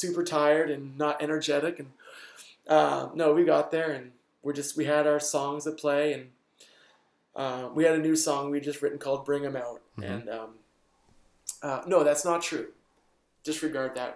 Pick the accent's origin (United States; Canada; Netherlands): Canada; we're from Canada